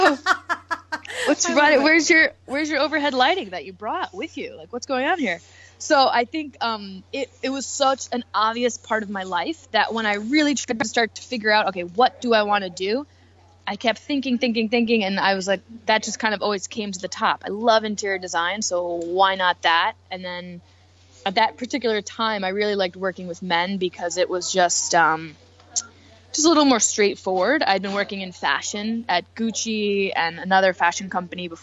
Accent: Connecticut, United States; moved away; also born or lived in New York City; when I grew up in Connecticut, I was the best dancer.

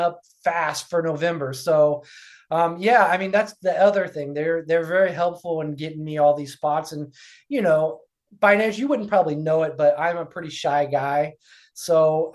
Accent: Ohio, United States; Ohio, which is my home state.

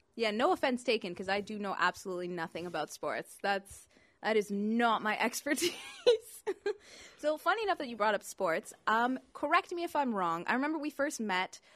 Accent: London, Ontario, Canada; I came here when I was about four, so basically same difference. We grew up here.

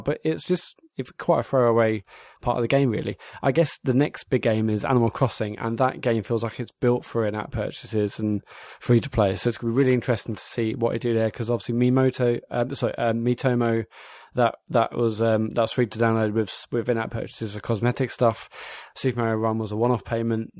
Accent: Bognor Regis, South East England, United Kingdom; I'm from Bognor Beach as a seaside town, and I spent you know countless summers and weeks, days, months in the arcades

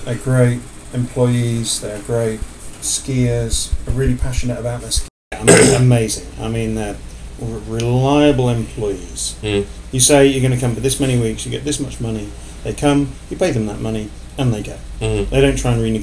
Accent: Sheffield, Yorkshire and the Humber, United Kingdom; now in Verbier, Switzerland; I come from Sheffield, and Sheffield was a big industrial city

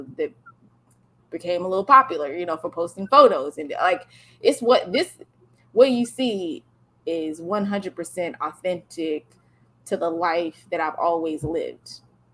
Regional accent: the South, United States; I'm from the South.

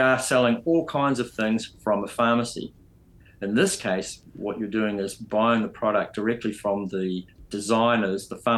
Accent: New Zealand; also born or lived in United Kingdom; I'm a Kiwi

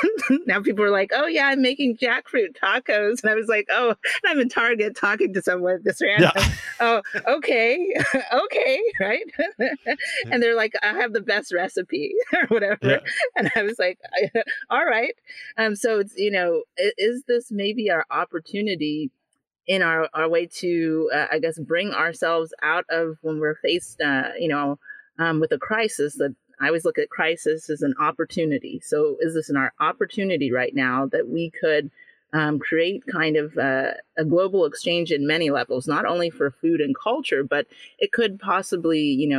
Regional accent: Jamaica; Especially, you know, being Jamaican, a lot of people know Jamaican food or love it.

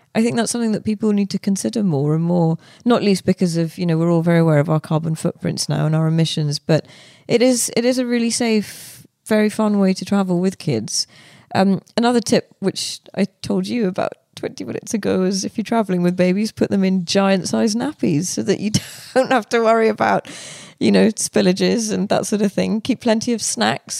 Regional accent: Birmingham, West Midlands, United Kingdom; moved away as an adult; also born or lived in India / Headingley, Leeds / London; I grew up in Edgbaston, um, I then lived in Headingley, and then I lived up the road from Lords.

